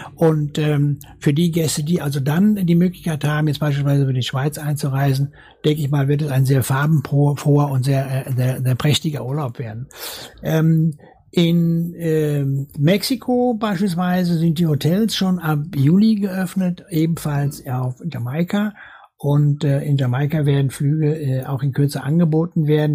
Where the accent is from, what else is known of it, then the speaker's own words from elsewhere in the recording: North Rhine-Westphalia, Germany; also born or lived in Dortmund; ich komme aus Westfalen.